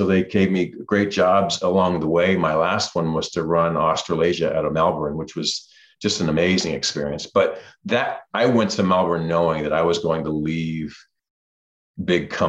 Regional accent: Toronto, Ontario, Canada; moved away; I'm from the suburbs of Toronto. Grew up a Toronto Maple Leafs fan

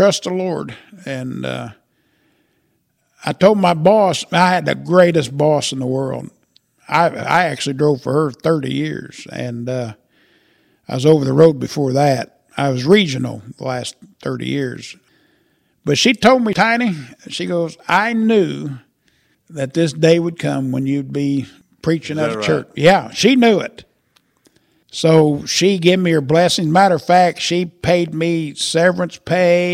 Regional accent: Murrayville, Illinois, United States; I got roots in Murrayville. Been there all my life

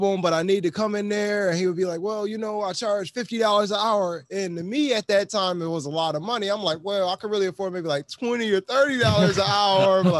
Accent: Buffalo, New York, United States; I'm from Buffalo, New York

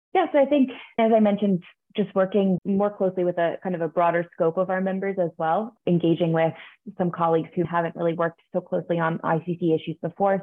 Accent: New York, United States; I am from New York. I grew up just outside of New York City

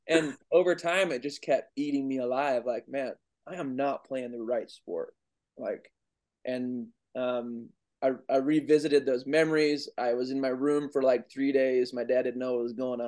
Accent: Goldsboro, North Carolina, United States; also born or lived in Raleigh, North Carolina; I grew up in Goldsboro, North Carolina for 10 years. Lived with my grandparents, then moved to the big city of Raleigh, North Carolina

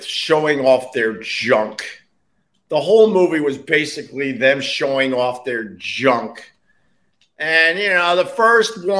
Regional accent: Long Island, New York, United States; I'm from Long Island originally, and we came into the city

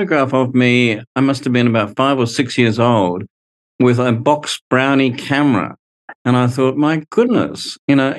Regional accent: Brisbane, Queensland, Australia; I grew up in Brisbane in a very conservative environment in the 70s

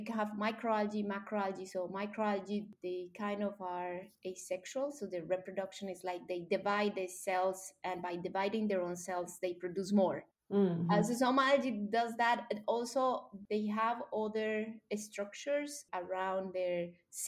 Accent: Colombia; English is a second language; moved away as an adult; I grew up in Colombia, and when I was 9 years old

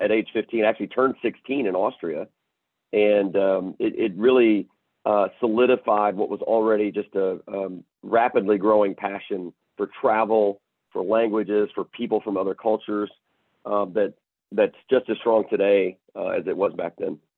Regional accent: Chattanooga, Tennessee, United States; moved away as an adult; also born or lived in Memphis, Tennessee; now in Houston, United States; born and raised in Chattanooga, Tennessee

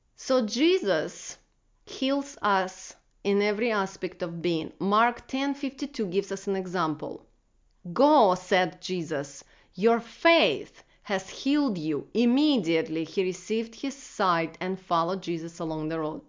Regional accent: Russia; moved away; Growing up in Russia, I remember being told to check one million boxes before God would love me

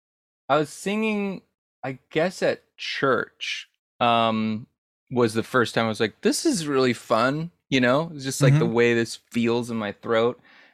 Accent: New Jersey, United States; moved away as an adult; now in San Francisco, United States; No, I'm from New Jersey.

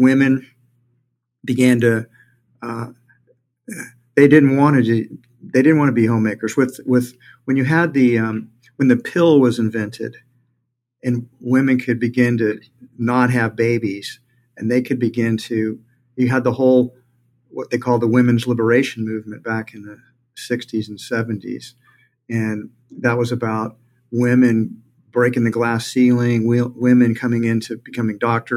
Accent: Houston, Texas, United States; I grew up in Houston

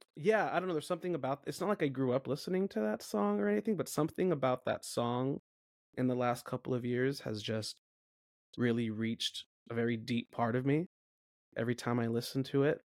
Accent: Tulare, California, United States; moved away; I am currently in Tulare, California, temporarily, which is the center of the state of California

